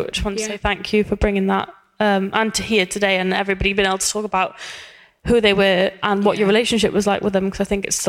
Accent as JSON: {"language": "English", "region": "Wales", "country": "United Kingdom", "accent": "Welsh", "said": "My Welsh accent's"}